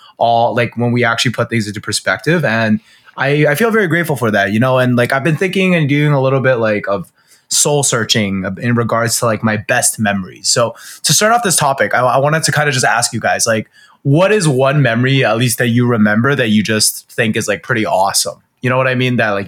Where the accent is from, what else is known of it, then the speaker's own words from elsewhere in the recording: Canada; So I guess this is like my foray into at least being a Canadian, like getting into some sports that more people would play, sort of thing.